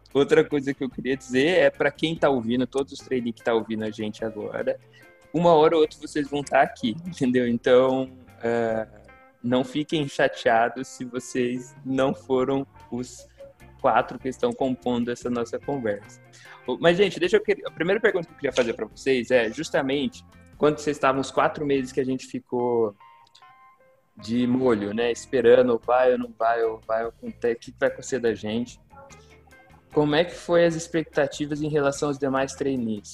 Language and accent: Portuguese; Rondônia, Brazil